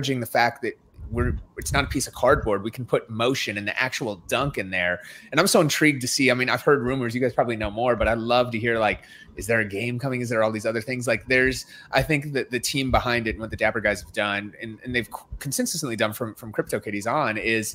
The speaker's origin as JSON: {"language": "English", "region": "Minnesota", "country": "United States", "said": "I'm from Minnesota"}